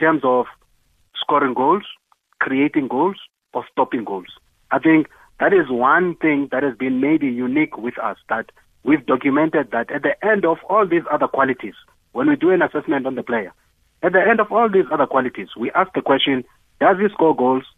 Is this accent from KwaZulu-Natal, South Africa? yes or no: no; Eastern Cape, South Africa; moved away as an adult; also born or lived in Johannesburg; I come from Eastern Cape